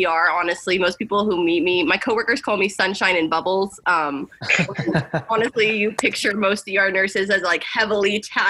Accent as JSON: {"language": "English", "region": "Midwest", "country": "United States", "said": "I'm a girl from the Midwest"}